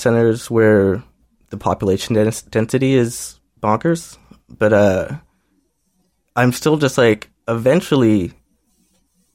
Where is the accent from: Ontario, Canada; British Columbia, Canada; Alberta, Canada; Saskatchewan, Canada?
Alberta, Canada; Calgary; I'm from Calgary